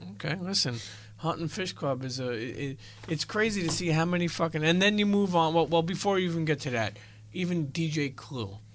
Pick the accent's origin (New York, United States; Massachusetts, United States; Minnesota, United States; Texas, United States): New York, United States; New York City; I grew up in Brooklyn, Italian